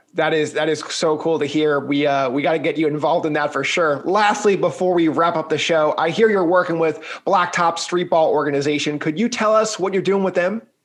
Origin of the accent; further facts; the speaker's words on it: New York City, New York, United States; as a New Yorker